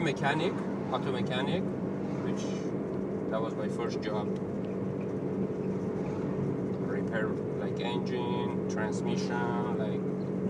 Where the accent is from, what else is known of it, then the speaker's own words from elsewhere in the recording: Iran; moved away; I'm originally I'm Armenian from Iran.